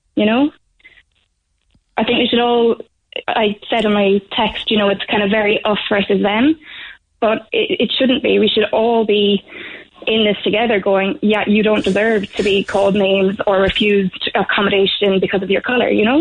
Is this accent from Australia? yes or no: no; England, United Kingdom; now in Ireland; I'm considered Irish and I'm from England